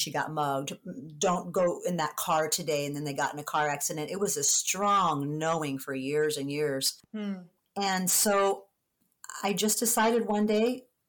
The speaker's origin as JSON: {"language": "English", "town": "San Diego", "region": "California", "country": "United States", "tie": "born or raised there", "moved": "yes", "said": "being down in San Diego, it's my hometown"}